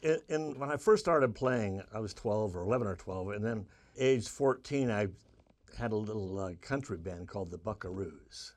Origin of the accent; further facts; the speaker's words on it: Seattle, Washington, United States; in my block in Seattle where I grew up, did you know I was from Seattle?